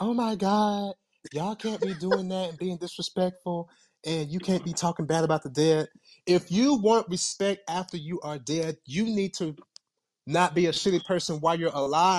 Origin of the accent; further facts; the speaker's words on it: Jamaica; I was born and raised in Jamaica.